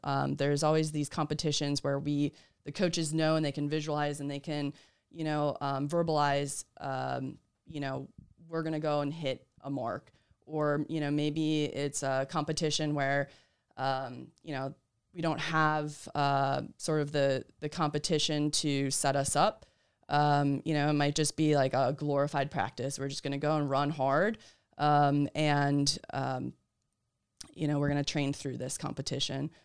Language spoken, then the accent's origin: English; Wisconsin, United States; moved away as an adult; also born or lived in Massachusetts; I'm originally from Wisconsin.